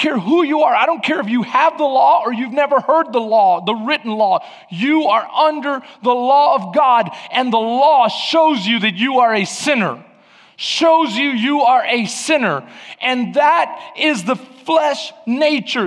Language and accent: English; Houston, Texas, United States; I grew up in East Houston